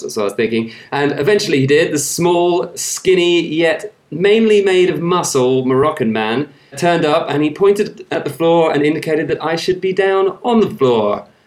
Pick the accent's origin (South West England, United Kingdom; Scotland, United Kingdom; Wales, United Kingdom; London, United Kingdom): South West England, United Kingdom; Somerset; accent: Somerset; moved away; it's actually called Somerset. That's where I come from. That's what everyone around there sounds like